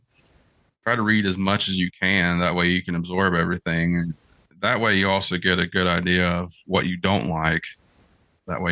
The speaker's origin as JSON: {"language": "English", "region": "West Virginia", "country": "United States", "said": "I'm from West Virginia"}